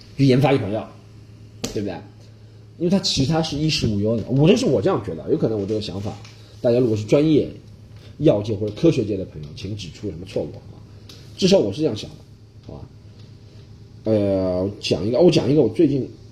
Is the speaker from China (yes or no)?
yes; China; moved away as an adult; 我们中国人有一个理论就是不能寒